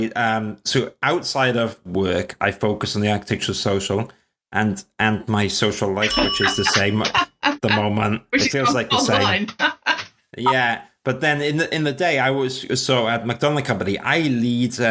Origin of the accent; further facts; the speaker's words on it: Wales, United Kingdom; now in London, United Kingdom; I'm Welsh and I live in South London